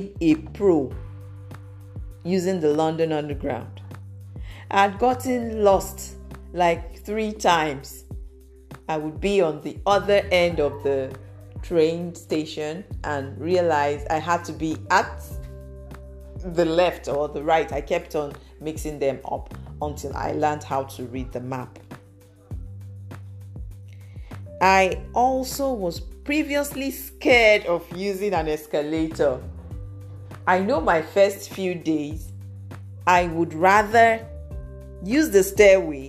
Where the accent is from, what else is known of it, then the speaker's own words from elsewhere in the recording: Nigeria; my home country, Nigeria